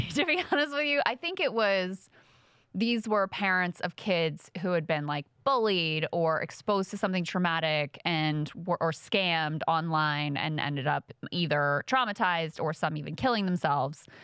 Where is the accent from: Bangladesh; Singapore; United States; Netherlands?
Singapore; And by the way, I'm not Chinese. I'm from Singapore, which is a totally different country, in case you didn't know.